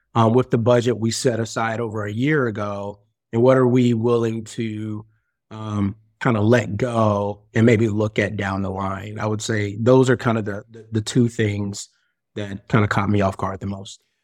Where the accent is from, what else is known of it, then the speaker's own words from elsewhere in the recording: Greensboro, North Carolina, United States; moved away; also born or lived in Chicago, Illinois; I'm actually from Greensboro, North Carolina, but I spent my last sixteen years in Chicago.